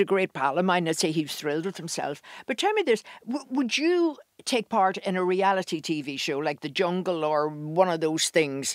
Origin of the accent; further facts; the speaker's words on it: Ireland; we're Irish.